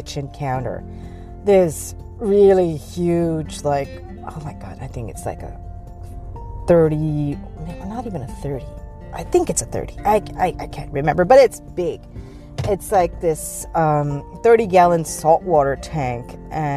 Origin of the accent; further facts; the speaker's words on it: Pakistan; moved away; when I was growing up in Pakistan, what usually used to happen is that Fridays were generally recognized as half days